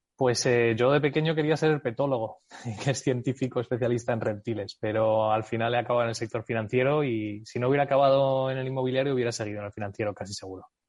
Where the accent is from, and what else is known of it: United States; born or raised there; moved away as an adult